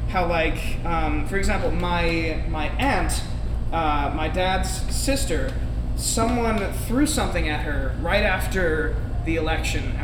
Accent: Long Island, New York, United States; I grew up on Long Island. My dad is from Korea.

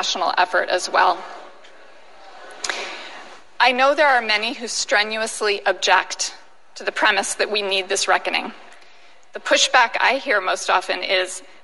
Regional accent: Philadelphia, Pennsylvania, United States; I grew up in Philadelphia, six blocks from Independence Hall and the Liberty Bell

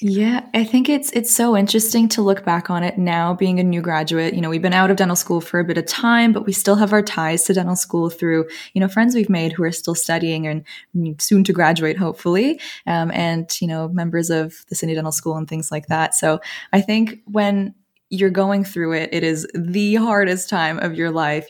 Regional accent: Toronto, Ontario, Canada; moved away; you can probably tell from my accent, but I'm from Canada, uh, born and raised in Toronto

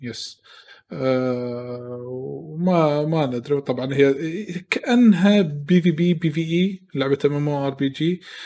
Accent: Kuwait; عندنا بالكويت

